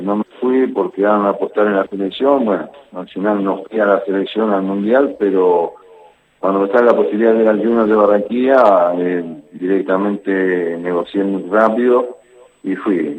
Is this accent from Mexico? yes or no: no; Mendoza, Argentina; moved away as an adult; also born or lived in La Plata; now in Chile; Sí, mendocino. Eh, mendocino, de verdad.